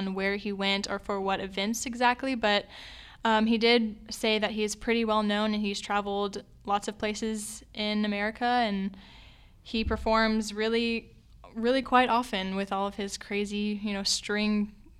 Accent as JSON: {"language": "English", "region": "Alabama", "country": "United States", "moved": "yes", "said": "I'm from Alabama"}